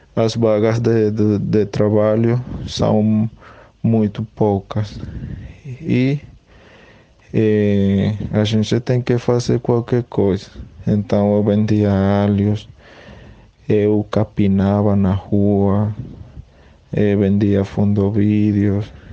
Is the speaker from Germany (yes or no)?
no; Acarigua, Portuguesa, Venezuela; Portuguese is a second language; moved away as an adult; now in Paraíba, Brazil; Sou venezuelano